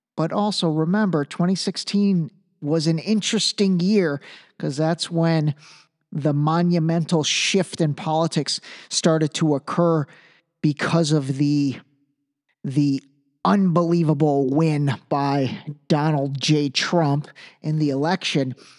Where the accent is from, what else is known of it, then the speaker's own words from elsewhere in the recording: Iran; moved away; I was born in Iran.